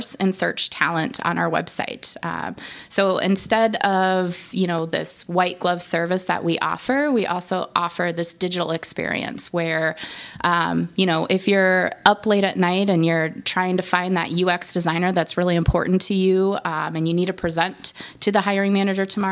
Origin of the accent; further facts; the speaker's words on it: Nebraska, United States; I am from Nebraska